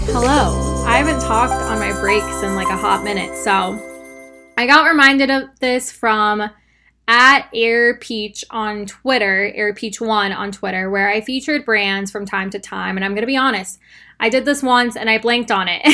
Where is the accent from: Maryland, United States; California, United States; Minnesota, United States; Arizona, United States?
Arizona, United States; now in Texas, United States; I live in Texas and I'm from Arizona